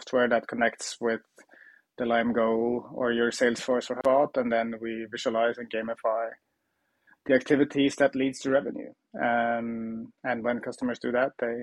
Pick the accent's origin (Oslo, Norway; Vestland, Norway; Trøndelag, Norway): Trøndelag, Norway; Trondheim; I worked at a contact center, a call center in my hometown Trondheim in Norway